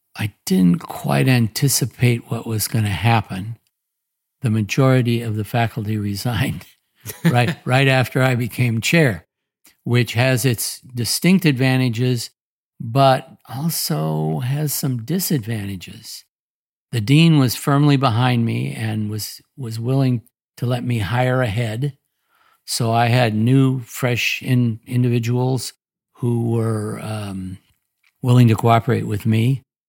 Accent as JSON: {"language": "English", "town": "Portland", "region": "Oregon", "country": "United States", "tie": "born or raised there", "also_born_or_lived": "Omaha, Nebraska / Indiana", "moved": "as an adult", "said": "born and raised in Portland, Oregon"}